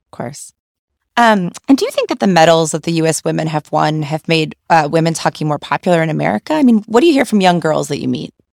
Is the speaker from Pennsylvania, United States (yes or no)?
no; New Hampshire, United States; I grew up in New Hampshire, which hockey's very popular there